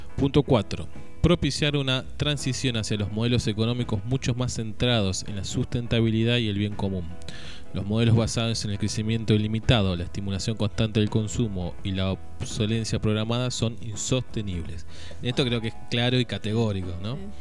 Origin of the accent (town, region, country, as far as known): Argentina